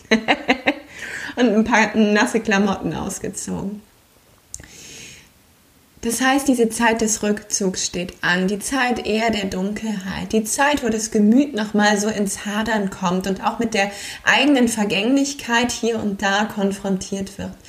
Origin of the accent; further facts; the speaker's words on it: Aachen, North Rhine-Westphalia, Germany; Dass eine abschließt und eine neue in meiner Heimatstadt in Aachen beginnt und ich Yin-Yoga weiter ins Leben tragen kann.